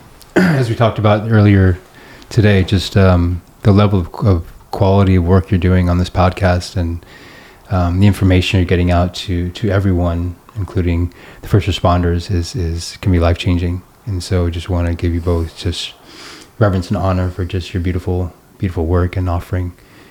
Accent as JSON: {"language": "English", "town": "Long Beach", "region": "California", "country": "United States", "tie": "born there", "said": "And I was born in Long Beach, and I had never returned in 35 years."}